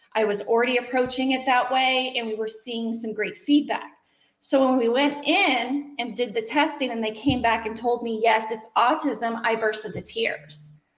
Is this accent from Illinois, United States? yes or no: no; Washington, United States; moved away as an adult; now in Wyomissing, United States; I was born and raised in Washington State, so complete polar opposite areas